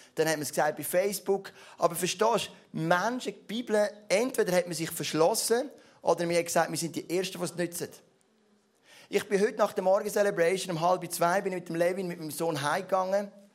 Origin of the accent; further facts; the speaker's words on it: Switzerland; ich bin Schweizer